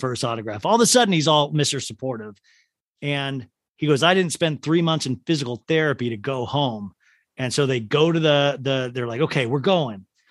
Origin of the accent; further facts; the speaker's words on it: Olathe, Kansas, United States; I'm from Olathe, Kansas